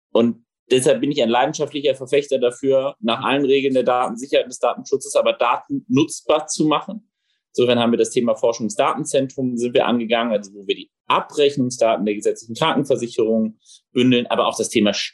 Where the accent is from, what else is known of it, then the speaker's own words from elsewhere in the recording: Rhineland, Germany; born there; now in Berlin, Germany; äh, gebürtiger Rheinländer, gelernter Berliner